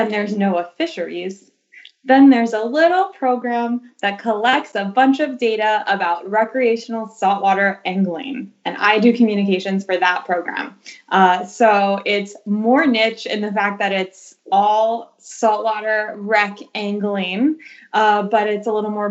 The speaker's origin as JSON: {"language": "English", "region": "Maryland", "country": "United States", "tie": "born or raised there", "said": "I am from Maryland, so I haven't moved too far in my life"}